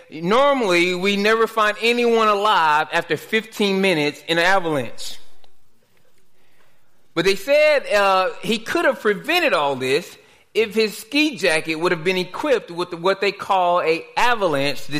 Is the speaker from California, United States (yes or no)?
no; Dallas, Texas, United States; growing up in Dallas